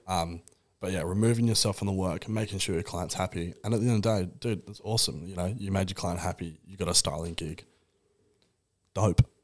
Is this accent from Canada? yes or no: no; Perth, Western Australia, Australia; I'm from Perth